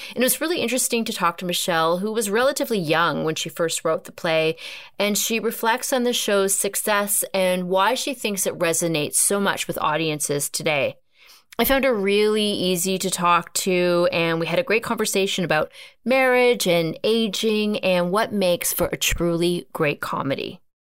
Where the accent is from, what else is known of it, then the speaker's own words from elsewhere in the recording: Canada; we're Canadian.